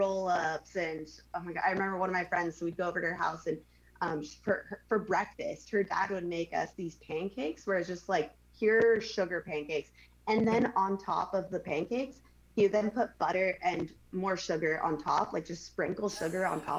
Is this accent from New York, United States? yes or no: no; Manhattan Beach, California, United States; growing up in Manhattan Beach